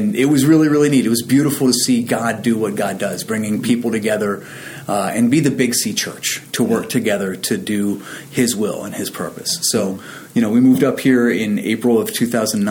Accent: San Diego, California, United States; moved away as an adult; also born or lived in Virginia Beach; now in Allentown, United States; born and raised in San Diego, and joined the Navy at 17.

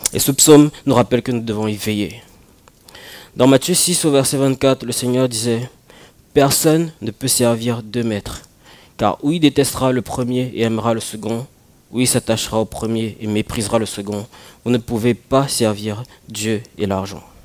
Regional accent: Cameroon; moved away; quand j'étais au Cameroun

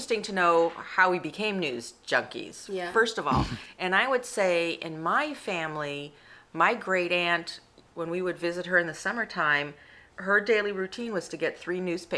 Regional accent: Washington, District of Columbia, United States; And I grew up in Washington, D.C.

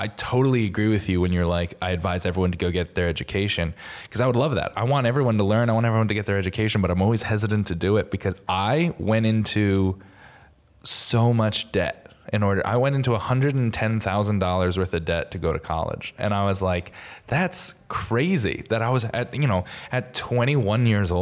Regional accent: Connecticut, United States; I'm from Connecticut

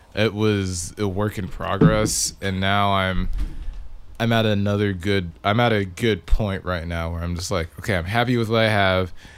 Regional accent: Victoria, Texas, United States; moved away; I'm from Victoria

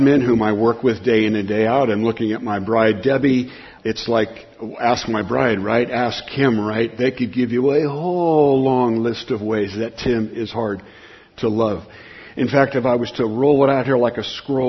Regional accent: Southern California, United States; I grew up in Southern California

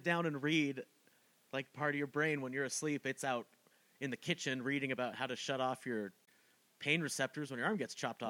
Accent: Utah, United States; growing up in Utah

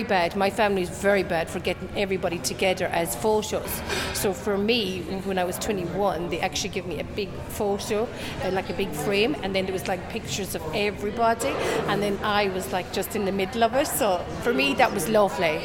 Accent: Tipperary, Munster, Ireland; I'm from Tipperary.

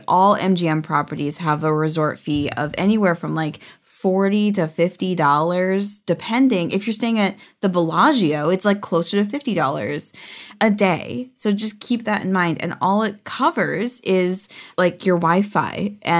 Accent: California, United States; I'm such a Californian.

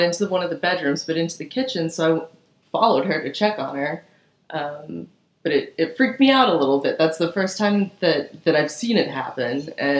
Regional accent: Atlanta, Georgia, United States; also born or lived in Doraville, Georgia / Florida / Savannah, Georgia; Spent most of my childhood in the Atlanta metro area.

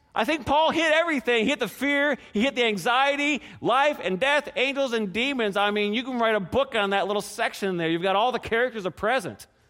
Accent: Canada; how many restaurants my hometown had? One

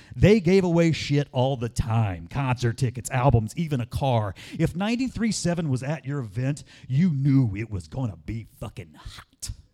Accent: Ocean Springs, Mississippi, United States; my hometown of Ocean Springs, Mississippi

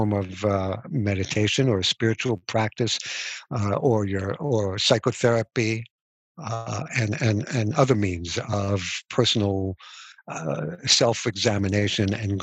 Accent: United States; I was born in America

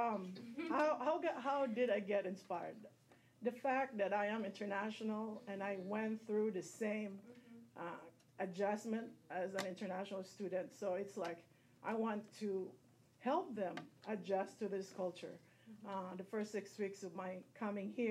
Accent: Philippines; moved away; I'm originally from the Philippines

